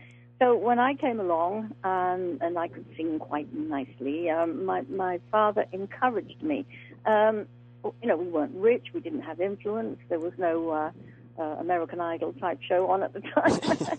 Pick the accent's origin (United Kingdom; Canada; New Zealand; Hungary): United Kingdom; England; also born or lived in Wales; You know, I'm English. I'm British.